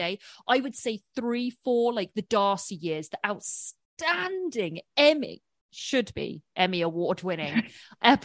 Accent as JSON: {"language": "English", "area": "about 40 miles west of London", "region": "South East England", "country": "United Kingdom", "tie": "born or raised there", "moved": "as an adult", "lives_now": "Los Angeles, United States", "said": "I am born and raised in England. I live in Los Angeles."}